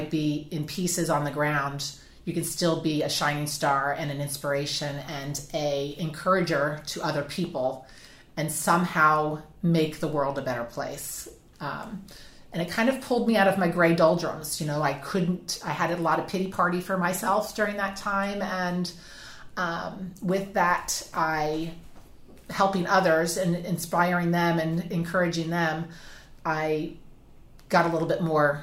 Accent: New Jersey, United States; moved away as an adult; now in South Carolina, United States; I'm from New Jersey originally, born and raised with 9 brothers and sisters

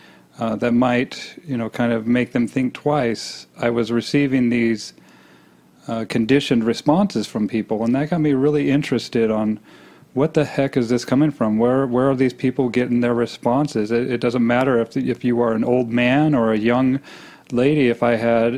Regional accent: Boise, Idaho, United States; I grew up in Boise, Idaho.

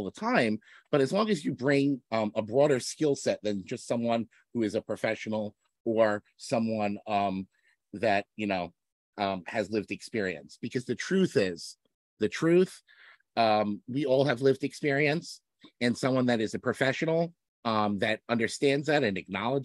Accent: Hartsdale, New York, United States; also born or lived in Binghamton, New York; I grew up in New York. I grew up in Westchester County in Hartsdale, went to Ardsley Schools

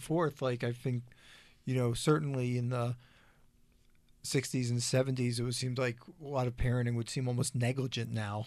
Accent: Philadelphia, Pennsylvania, United States; now in Colorado, United States; I grew up in Philadelphia as well

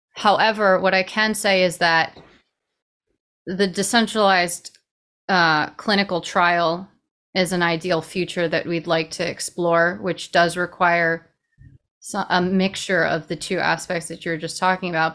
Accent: New York City, New York, United States; I'm from New York City. Born and raised in, you know, the fastest paced location that there might even be.

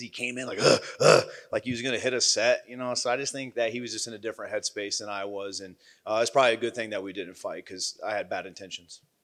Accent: Midwest, United States; I'm from the Midwest

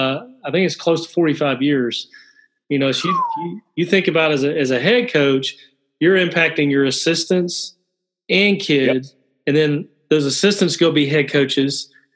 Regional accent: Alabama, United States; I'm from Alabama

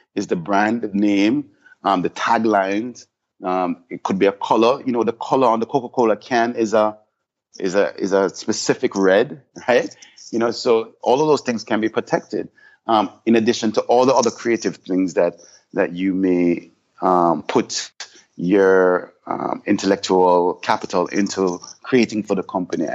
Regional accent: Jamaica; now in Miami, United States; as Jamaicans

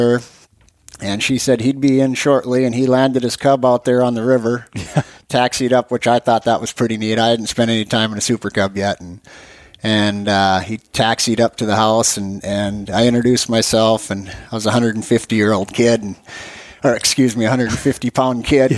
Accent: Michigan, North Dakota, United States; moved away as an adult; now in Alaska, United States; North Dakota

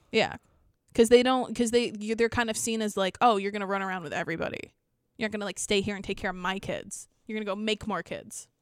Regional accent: Pennsylvania, United States; now in upstate New York, United States; I'm from Pennsylvania.

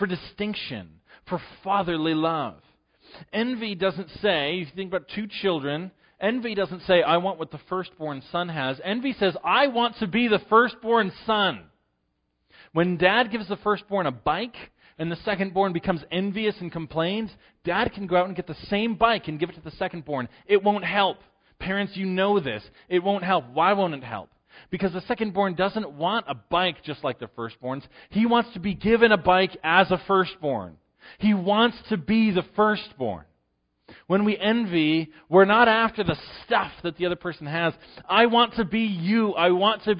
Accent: Western New York, United States; I'm from Western New York

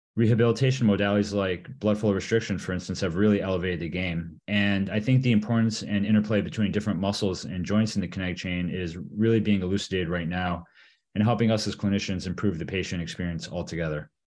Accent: Michigan, United States; also born or lived in Vail, Colorado; I was born and raised in Michigan

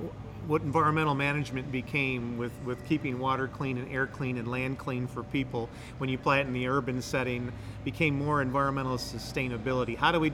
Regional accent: Detroit, Michigan, United States; moved away as an adult; also born or lived in Ann Arbor, Michigan / Charlotte, North Carolina; now in Rock Hill, United States; I'm a native of Motown. I'm from Detroit

